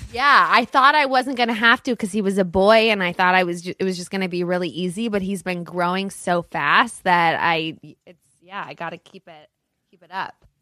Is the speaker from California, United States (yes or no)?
yes; Los Angeles, California, United States; I grew up in Brentwood.